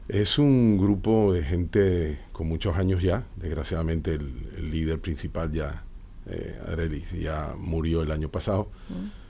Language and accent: Spanish; Venezuela; moved away; Venezuela más bien decimos